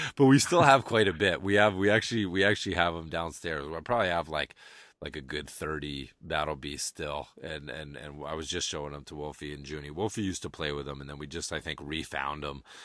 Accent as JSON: {"language": "English", "town": "Amherst", "region": "Massachusetts", "country": "United States", "tie": "born or raised there", "said": "UMass, where I grew up right outside of Amherst, where UMass is"}